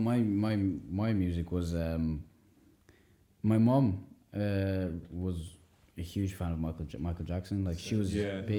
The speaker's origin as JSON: {"language": "English", "country": "Ireland", "tie": "born or raised there", "said": "Growing up in Ireland, you know, born and raised in Ireland, and I'm like, the culture here is all based around all this other stuff."}